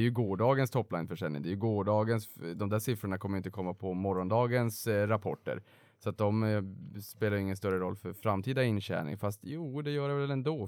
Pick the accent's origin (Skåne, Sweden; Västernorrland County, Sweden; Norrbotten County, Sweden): Norrbotten County, Sweden; moved away as an adult; jag kom ju faktiskt från Norrbotten och flyttade ju ner under finanskrisen